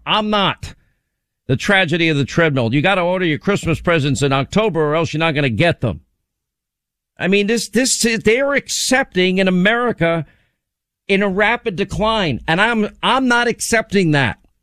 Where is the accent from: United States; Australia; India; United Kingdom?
United States